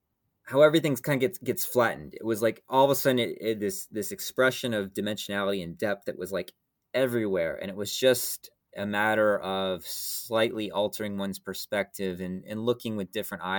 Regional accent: Atlanta, Georgia, United States; like I grew up in Atlanta, Georgia, and I sort of felt like everything was like a giant mall, right?

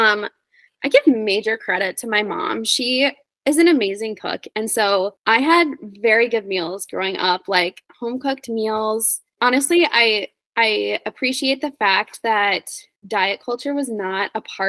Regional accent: Wisconsin, United States; moved away as an adult; also born or lived in South Dakota / North Dakota; now in Boise, United States; I was born in South Dakota, but I lived most of my life in Wisconsin, Midwest gal

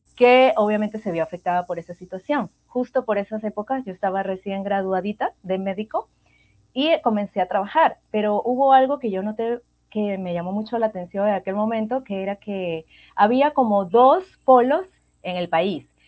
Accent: Venezuela; moved away as an adult; now in Peru; yo soy de Venezuela y actualmente vivo en Perú, ya tengo casi cinco años y medio en este hermoso país

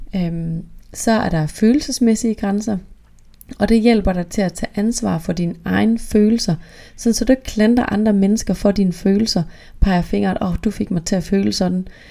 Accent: North Jutland, North Denmark Region, Denmark; jeg er virkelig fra Nordjylland

